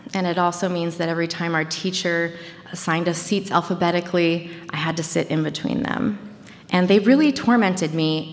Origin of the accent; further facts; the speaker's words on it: Washington County, Bangor, Maine, United States; also born or lived in California; So I grew up in Maine. I grew up in Washington County, Maine. Um, we moved to the big city of Bangor, Maine, which is the queen city of Maine, when I was in middle school or maybe ele- late elementary school.